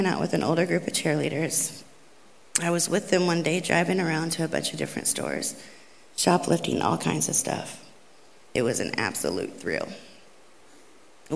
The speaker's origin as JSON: {"language": "English", "town": "Catoosa", "region": "Oklahoma", "country": "United States", "tie": "born or raised there", "said": "I grew up in Catoosa, Oklahoma"}